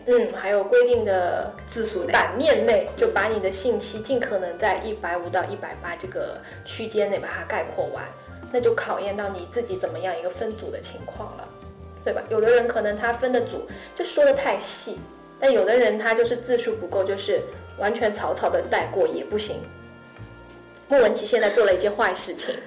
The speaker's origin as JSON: {"language": "Chinese", "country": "China", "said": "我是一个中国人的身份"}